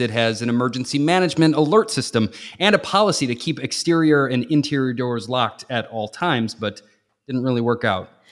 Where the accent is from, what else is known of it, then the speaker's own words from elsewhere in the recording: Northwest Indiana, United States; moved away; also born or lived in Chicago, Illinois / Naperville, Illinois; I'm actually from, like, Northwest Indiana outside of Chicago.